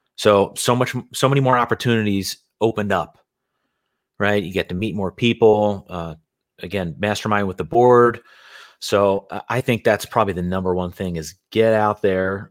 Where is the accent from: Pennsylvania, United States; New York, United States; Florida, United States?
Pennsylvania, United States; Philadelphia; moved away as an adult; now in Carlsbad, United States; born and raised in Philadelphia